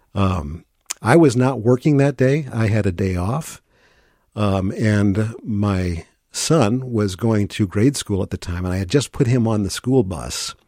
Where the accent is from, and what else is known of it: St. Louis, Missouri, United States; moved away as an adult; also born or lived in Virginia / Green Bay, Wisconsin / Madison, Wisconsin; now in Saint Paul, United States